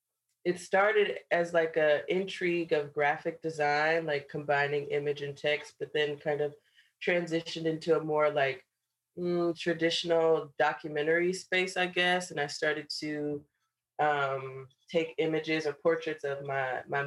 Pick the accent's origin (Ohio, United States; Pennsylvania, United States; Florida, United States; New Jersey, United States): Ohio, United States; Cleveland; moved away as an adult; also born or lived in Chicago, Illinois; now in Brooklyn, United States; I was born and raised in Cleveland, Ohio, in the suburbs